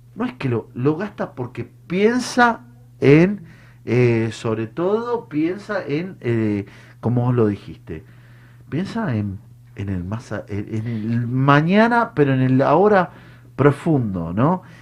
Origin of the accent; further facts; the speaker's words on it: Argentina; como, como Argentina